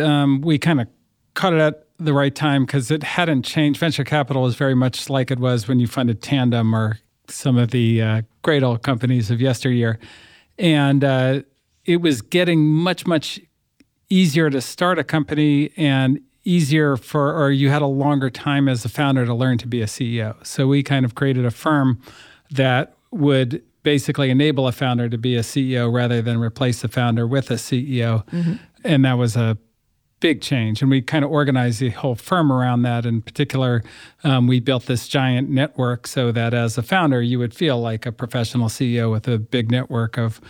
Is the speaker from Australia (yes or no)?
no; Berkeley, California, United States; also born or lived in New York; Okay, well, you know, I grew up in the People's Republic of Berkeley, and I went to school in New York at Columbia